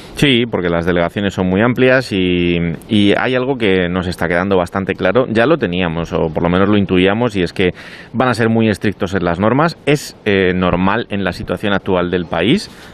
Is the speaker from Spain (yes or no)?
yes; Spain; somos españoles